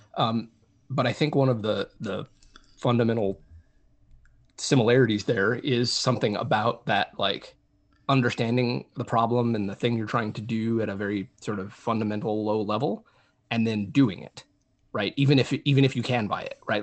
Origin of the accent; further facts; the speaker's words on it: New Mexico, United States; I grew up in New Mexico, which is a pretty rural state